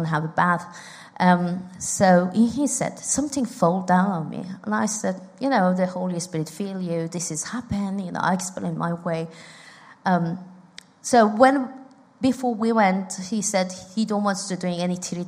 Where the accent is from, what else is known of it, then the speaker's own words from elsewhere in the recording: Iran; moved away; I'm from Iran